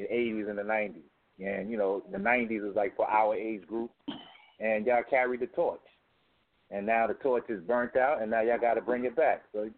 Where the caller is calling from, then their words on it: Harlem, New York, United States; from Harlem.